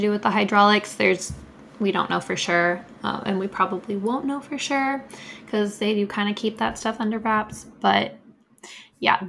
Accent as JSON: {"language": "English", "region": "the South", "country": "United States", "said": "I'm from the South"}